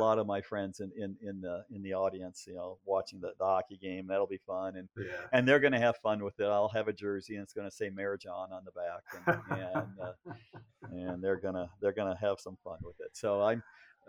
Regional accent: Fort Dodge, Iowa, United States; as a kid growing up in Fort Dodge

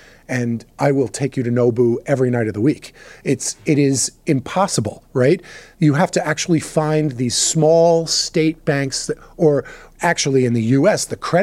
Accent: United States; I'm an American

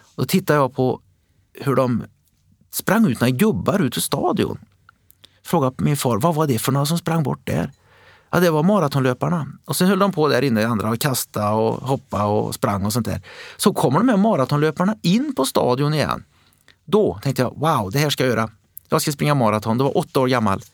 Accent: Västergötland, Västra Götaland, Sweden; i vår region, där jag kom ifrån, Västergötland

